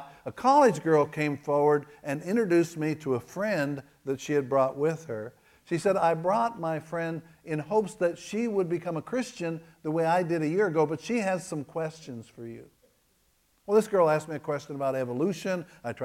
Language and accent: English; Kentucky, United States; I am from Kentucky